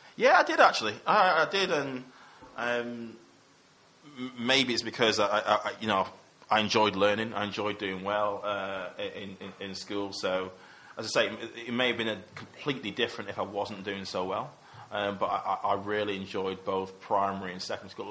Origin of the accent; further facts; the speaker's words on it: Manchester, North West England, United Kingdom; moved away as an adult; also born or lived in Coventry; the people I grew up with in Cheetham Hill, kind of around my area